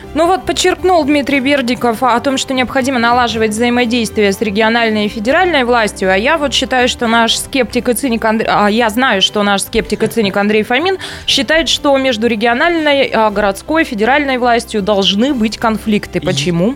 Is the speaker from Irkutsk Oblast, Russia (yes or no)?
yes; Taishet, Irkutsk Oblast, Russia; moved away; я из Тайшета, и я горжусь этим